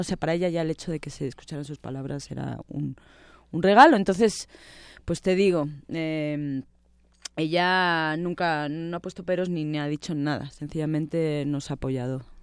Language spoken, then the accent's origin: Spanish; Spain; moved away as an adult; now in Mexico; Vicente y yo somos españoles